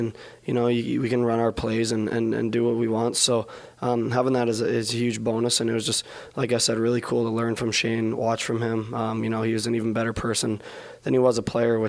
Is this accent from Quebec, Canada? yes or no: no; Manitoba, Canada; moved away; growing up in Manitoba